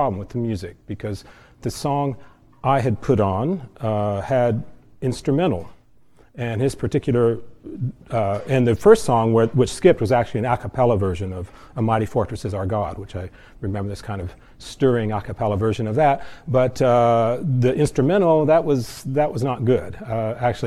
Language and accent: English; South Central Iowa, United States; When I was a teenager, growing up in South Central Iowa